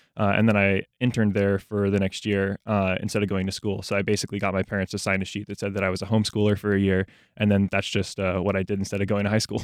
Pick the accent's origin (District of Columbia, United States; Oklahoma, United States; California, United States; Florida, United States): Florida, United States; Jacksonville; I grew up in Jacksonville. Um, I've lived here for, like, my entire life.